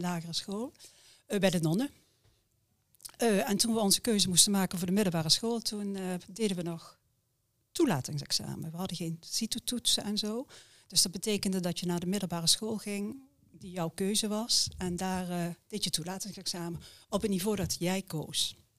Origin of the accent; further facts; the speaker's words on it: near Heerlen, Limburg, Netherlands; moved away as an adult; also born or lived in Utrecht / Oss; geboren en getogen in Limburg. oudste en een gezin van vijf kinderen. We woonden vlak bij Heerlen.